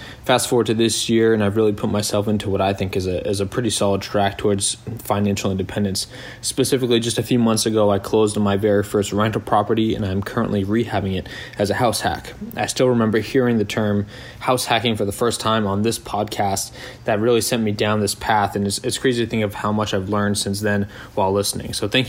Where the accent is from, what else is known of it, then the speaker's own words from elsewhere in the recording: Clinton, Massachusetts, United States; I'm 27 years old and I'm from Clinton, Massachusetts.